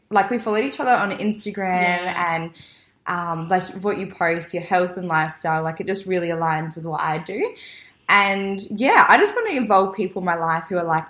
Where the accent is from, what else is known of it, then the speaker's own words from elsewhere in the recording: Adelaide, South Australia, Australia; So I'm 23 from Adelaide.